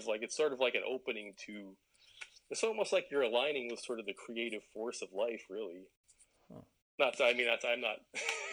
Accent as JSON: {"language": "English", "town": "Airdrie", "region": "Alberta", "country": "Canada", "tie": "born or raised there", "said": "I grew up in Western Canada, obviously, as we talked about, in a small town called Airdrie"}